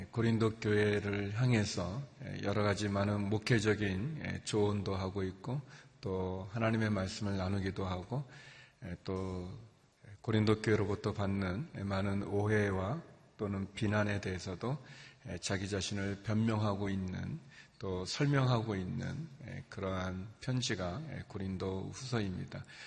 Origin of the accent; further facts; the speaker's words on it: South Korea; moved away as an adult; also born or lived in China; 제가 한국 사람인데 제가 중국에서 와서